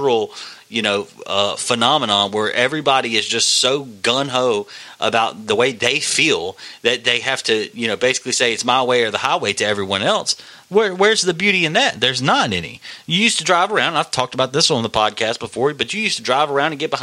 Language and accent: English; United States; I'm an American